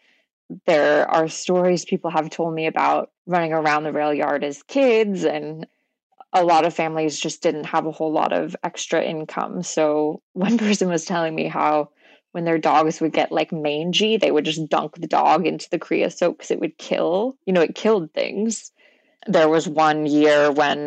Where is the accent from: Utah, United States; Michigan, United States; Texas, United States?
Texas, United States; Houston; I grew up in Houston